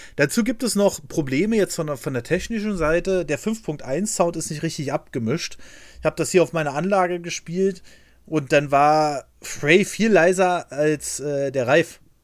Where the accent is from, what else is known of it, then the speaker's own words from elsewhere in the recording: Berlin, Germany; ich bin in Berlin aufgewachsen